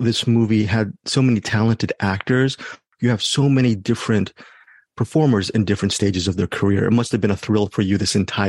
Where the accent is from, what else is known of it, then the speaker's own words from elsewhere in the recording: Los Angeles, California, United States; also born or lived in Bangkok, Thailand; at 51, I've always wondered, my first several years were growing up in Bangkok, and then we moved to the States, and I've been in Los Angeles since I was 10.